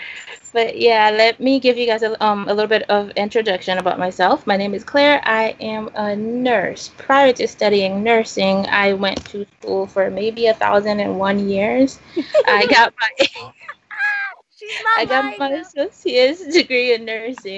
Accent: Haiti; moved away; Growing up in Haiti, my mom always took me on her vaccination campaigns

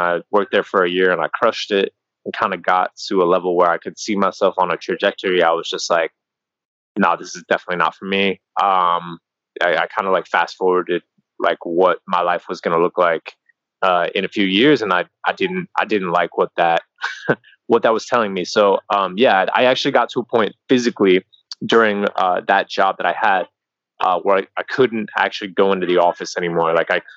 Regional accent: Carbondale, Colorado, United States; moved away as an adult; also born or lived in South Korea / Medellin, Colombia / Sri Lanka / Barcelona; now in Bali, Indonesia; I'm originally from Colorado. I grew up in a small town called Carbondale, which is near Aspen

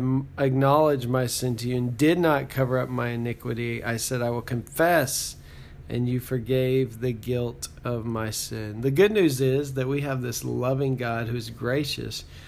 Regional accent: Texas, United States; now in Oklahoma, United States; So I live in Oklahoma, and I grew up in Texas

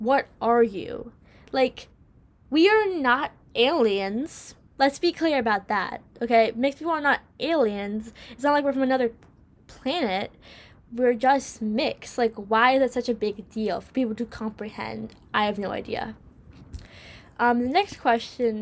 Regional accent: New York, United States; America. I'm from here. I live here

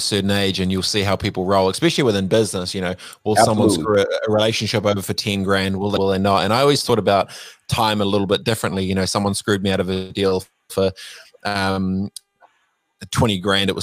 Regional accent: New Zealand; I'm from New Zealand

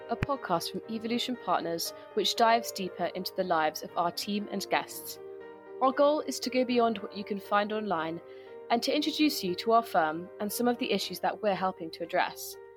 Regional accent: Kinshasa, DR Congo; also born or lived in Maputo, Mozambique; now in Greece; I was brought up in Kinshasa

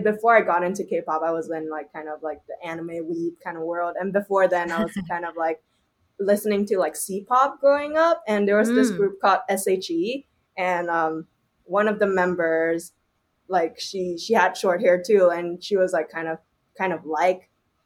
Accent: Shanghai, China; now in Toronto, Canada; I grew up in Shanghai before, and my mom is Shanghainese

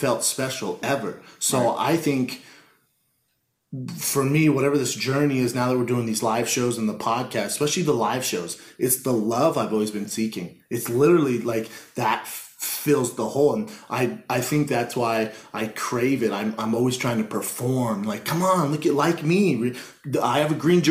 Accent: Denver, Colorado, United States; growing up in Denver

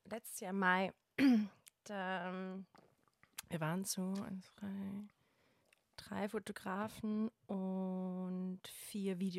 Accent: Bavaria, Germany; ich komme aus Bayern und...

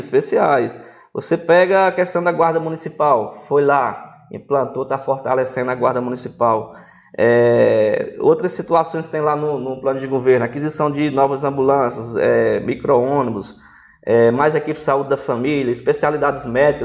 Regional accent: Northeast Region, Brazil; moved away; eu não sou daqui, sou nordestino

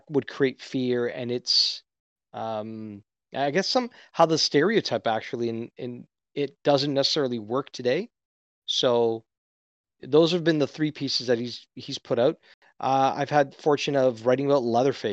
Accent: Canada; as a Canadian

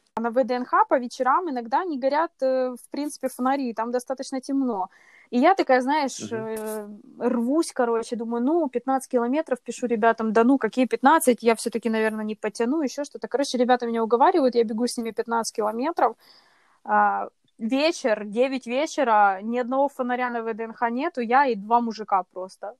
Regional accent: Kyiv, Ukraine; я родилась в Киеве, живу в Киеве здесь уже вот свои прекрасные 28 лет

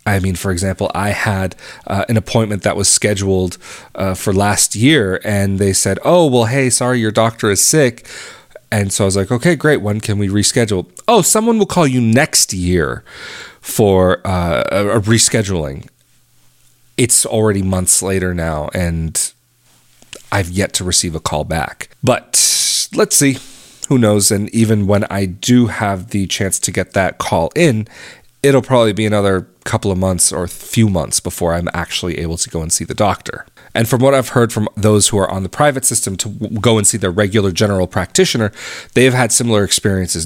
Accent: United States; moved away as an adult; an American who's been abroad for fifteen years

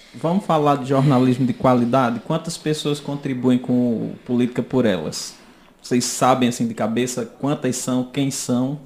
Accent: Rio Tinto, Paraíba, Brazil; Como se diz lá em Rio Tinto, na minha terra

